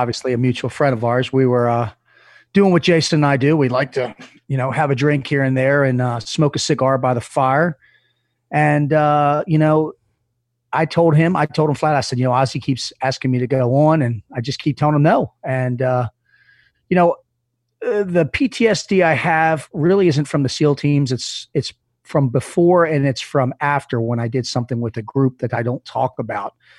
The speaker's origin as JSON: {"language": "English", "town": "Reisterstown", "region": "Maryland", "country": "United States", "tie": "born or raised there", "also_born_or_lived": "Dundalk, Maryland", "said": "I was in Dundalk, Maryland. I'm, which isn't a great part of town, and I moved out to Reisterstown, where I lived, which wasn't another great part of town. I'm from Maryland"}